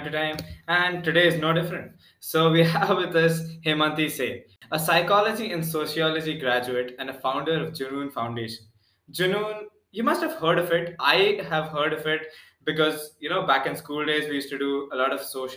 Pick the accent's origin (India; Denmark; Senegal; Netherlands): India; Pune, Maharashtra; because we're from Pune, Mumbai is like, a brother city for us.